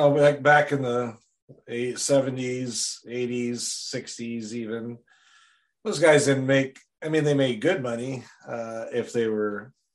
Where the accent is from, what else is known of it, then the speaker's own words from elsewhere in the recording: Wisconsin, United States; my hometown in Wisconsin